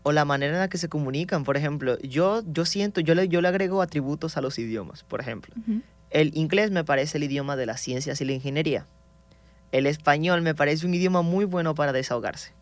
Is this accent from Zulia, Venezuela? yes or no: yes; Maracaibo, Zulia, Venezuela; soy proveniente de Venezuela. Entonces, de donde vengo exactamente es del estado Zulia, la ciudad Maracaibo.